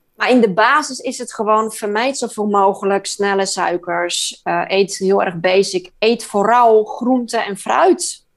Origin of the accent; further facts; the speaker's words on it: Poland; moved away; Ik kom uit Polen.